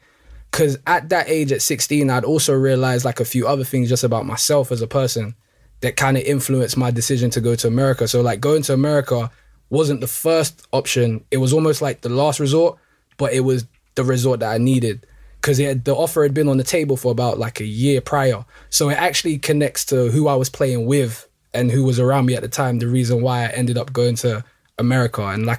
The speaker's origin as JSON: {"language": "English", "region": "London", "country": "United Kingdom", "tie": "born or raised there", "said": "Pretty much, like, I was born and raised in Northwest London. Like, my parents are from Congo, both of them. And then me and my siblings were all born in London."}